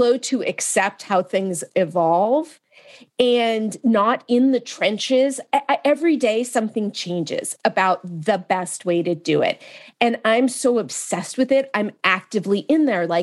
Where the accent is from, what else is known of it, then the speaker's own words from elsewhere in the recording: Marin County, Northern California, United States; I'm from Marin County in Northern California